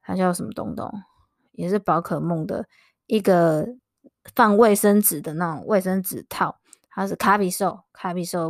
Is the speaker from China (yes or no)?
no; Chiayi, Taiwan; also born or lived in Kaohsiung; 我从我住我嘉义人，然后我就大学就在高雄，而且我跟你说超好笑的，我大学其实最想要读是台中的学校，然后当时我考高雄